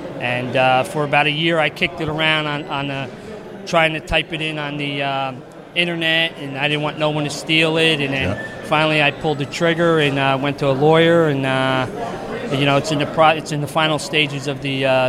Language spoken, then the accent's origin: English; New Jersey, United States; I'm from New Jersey.